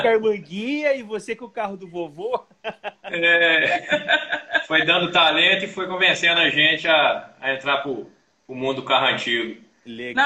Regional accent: Ribeirão Preto, São Paulo, Brazil; eu sou de Ribeirão Preto

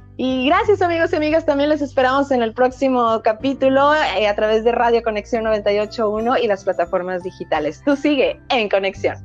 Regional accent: Colima, Mexico; soy de Colima

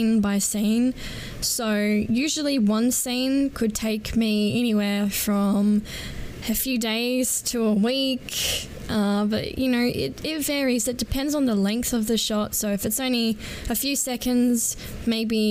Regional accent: Adelaide, South Australia, Australia; I am from Adelaide, South Australia.

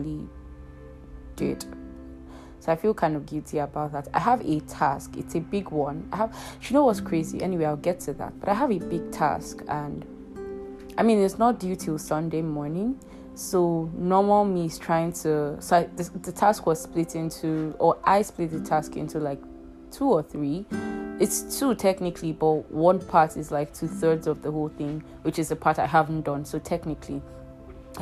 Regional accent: Nigeria; in Nigeria, there's this thing we do called NYSC.

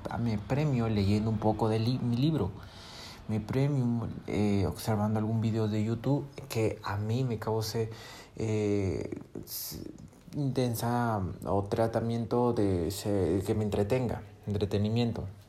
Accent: Peru; yo soy de Perú

